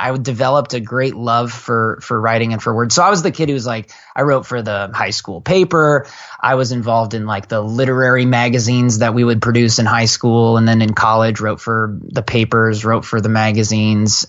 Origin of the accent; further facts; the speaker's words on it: Portland, Oregon, United States; moved away as an adult; also born or lived in San Francisco Bay Area; now in Bay Area, United States; I come from Portland, Oregon. I'm a Northwest kid.